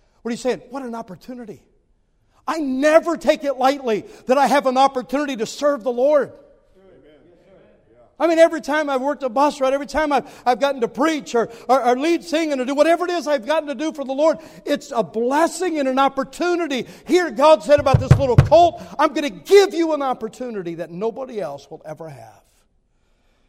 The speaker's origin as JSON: {"language": "English", "region": "southwest Ohio", "country": "United States", "tie": "born or raised there", "said": "I grew up in Ohio, in southwest Ohio"}